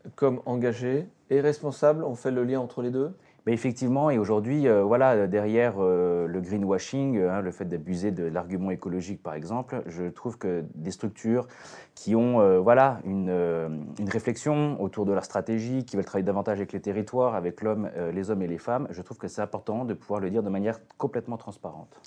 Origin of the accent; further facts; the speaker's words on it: Côte-d'Or, Bourgogne-Franche-Comté, France; je suis plutôt originaire de, la Côte d'Or